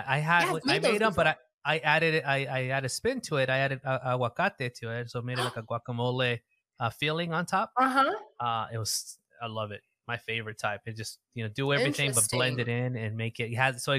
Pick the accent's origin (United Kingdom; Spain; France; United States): United States; me here growing up in the States.